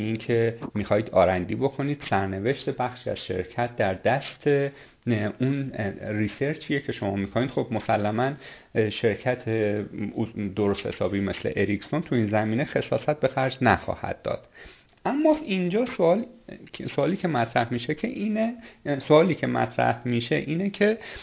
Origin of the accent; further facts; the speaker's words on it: Iran; یه آدمی مثل شما و من که شهرستانی هستیم